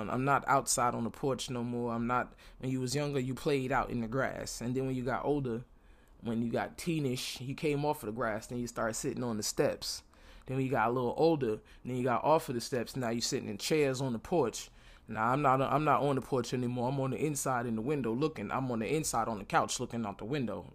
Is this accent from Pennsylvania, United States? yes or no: no; New York City, New York, United States; now in Florida, United States; I'm from Brooklyn and I live in Florida right now